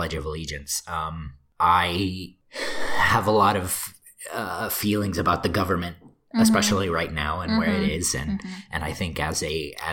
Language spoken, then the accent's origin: English; Texas, United States; I'm proud to be from Texas because that's where I came from.